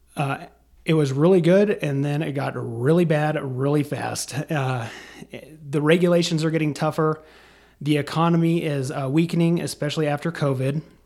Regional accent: Casper, Wyoming, United States; I was born and raised in Casper

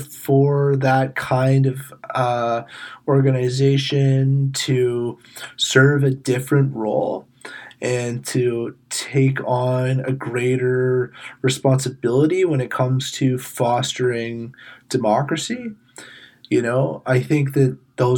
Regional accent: Ontario, Canada; growing up in Ontario

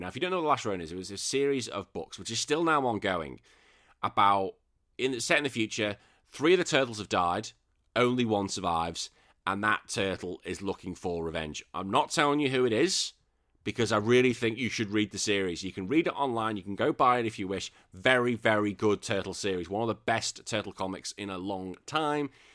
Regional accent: England, United Kingdom; now in Australia; I'm still England. I'm in England till I die.

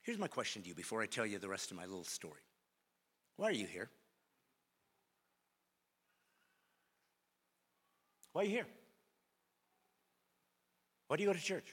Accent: Bremen, Indiana, United States; I was born in a small town in Indiana called Bremen, Indiana

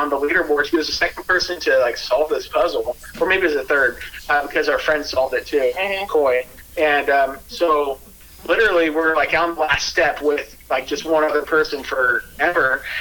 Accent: Pacific Northwest, United States; Hey, but we're from Pacific Northwest

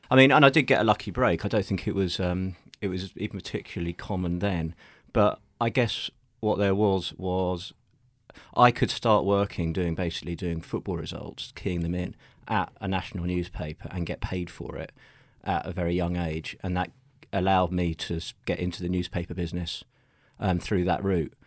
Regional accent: London, United Kingdom; I am a Londoner. Yeah, in fact, I have only ever lived within the M25

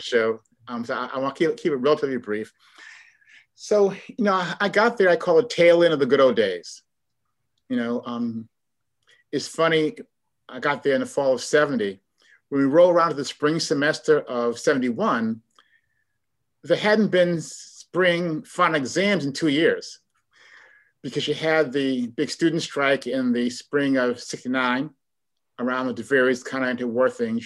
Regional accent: Chicago, Illinois, United States; moved away as an adult; also born or lived in Cambridge, Massachusetts; now in Oakland, United States; I'm from Chicago, born and raised

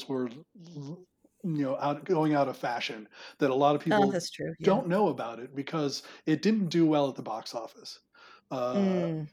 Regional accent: United States; I am an American

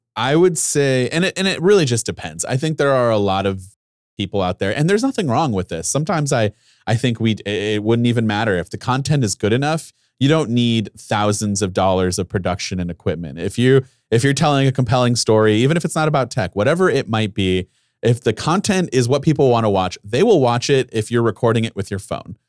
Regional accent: Ohio, United States; I'm from Ohio, I went to Ohio University

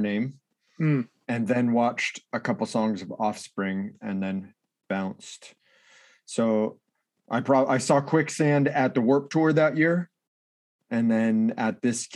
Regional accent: Orange County, California, United States; Orange County, California, about my hometown

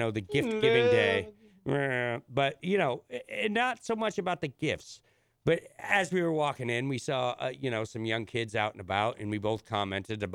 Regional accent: Illinois, United States; now in New England, United States; where I grew up in Illinois

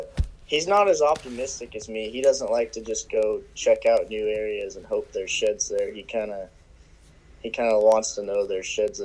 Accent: Eastern Oregon, United States; also born or lived in Puget Sound area, Washington; I'm 23. I've been living in Eastern Oregon for probably a little over 10 years now.

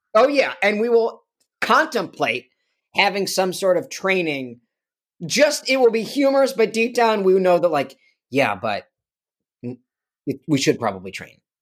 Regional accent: Chicago, Illinois, United States; I grew up in Chicago

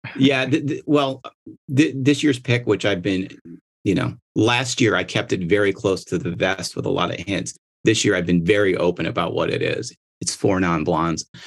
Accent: Michigan, United States; I'm from Michigan

